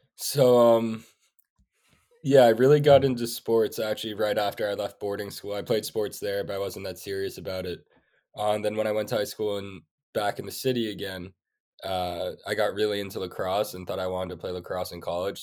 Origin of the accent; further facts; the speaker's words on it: New York City, New York, United States; also born or lived in Sweden; I grew up in New York City, I have four older sisters